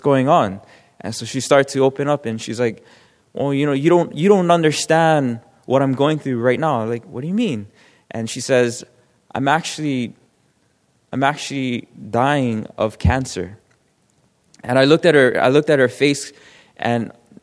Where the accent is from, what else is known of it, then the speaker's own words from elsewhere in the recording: Hawaii, United States; I'm from Hawaii